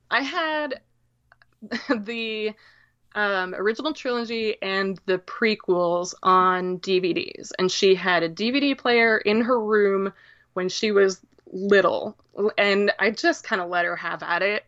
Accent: Downs, Illinois, United States; I am from central Illinois

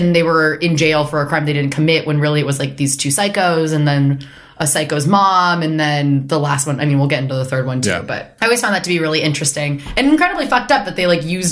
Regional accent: Burbank, California, United States; when I was growing up in Burbank

